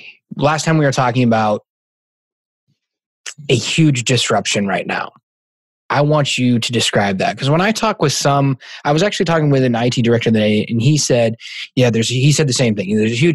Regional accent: Massachusetts, United States; I'm from Massachusetts

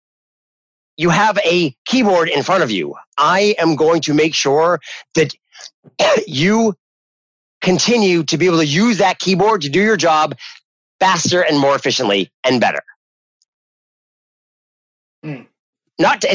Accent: New Hampshire, United States; moved away; I'm originally from New Hampshire

